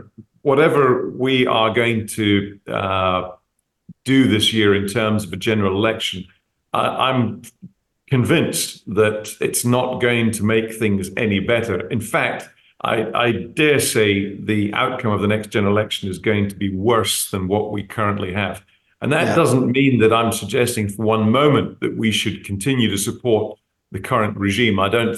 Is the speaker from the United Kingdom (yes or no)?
yes; United Kingdom; Being a British citizen, it's very troubling.